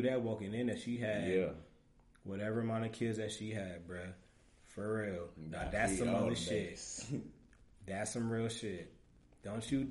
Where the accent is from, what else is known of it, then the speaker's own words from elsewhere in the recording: New York City, New York, United States; now in Ohio, United States; I'm from New York. I'm born and raised. I'm a queen. I'm from Queens. I'm from Southside, Jamaica, Queens